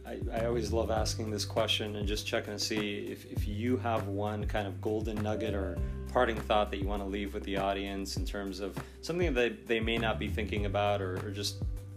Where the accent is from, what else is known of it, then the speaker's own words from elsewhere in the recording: Beverly Hills, California, United States; Obviously, I grew up in Beverly Hills. I've seen this all my life.